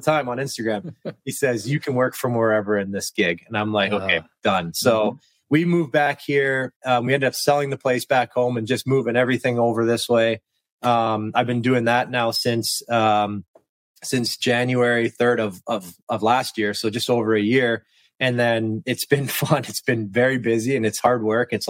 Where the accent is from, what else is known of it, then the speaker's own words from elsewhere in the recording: Western Canada, Canada; also born or lived in Kelowna, British Columbia / Washington, District of Columbia, United States; I'm from Western Canada, and where I was living, Kelowna, BC